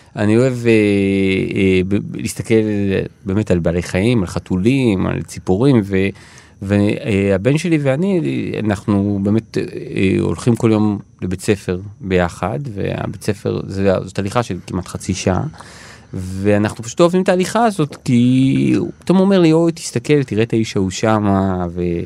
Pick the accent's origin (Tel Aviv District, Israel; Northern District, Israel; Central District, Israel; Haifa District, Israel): Tel Aviv District, Israel; Ramat Gan; now in Tel Aviv, Israel; נולדתי וגדלתי ברמת גן